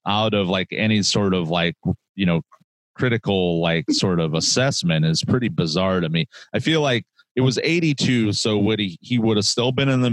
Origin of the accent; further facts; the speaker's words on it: Fort Wayne, Indiana, United States; I'm originally from Fort Wayne, Indiana